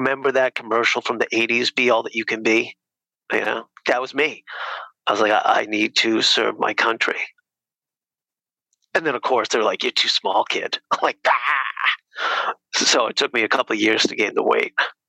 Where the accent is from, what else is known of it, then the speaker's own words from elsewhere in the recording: Nashua, New Hampshire, United States; So Nashua, New Hampshire. So okay. Right over the border.